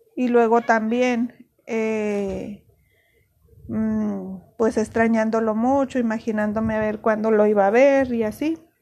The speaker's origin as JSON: {"language": "Spanish", "country": "Mexico", "also_born_or_lived": "Ciudad Juárez, Chihuahua", "said": "aquí nosotros somos mexicanos, a todo le ponemos chile"}